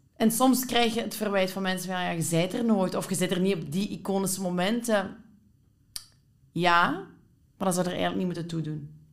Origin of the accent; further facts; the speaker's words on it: Limburg, Flanders, Belgium; moved away as an adult; now in Antwerp, Belgium; als ik hier ben komen wonen in Antwerpen, 15 jaar geleden, vond ik dat zo opvallend, want ik kom van Limburg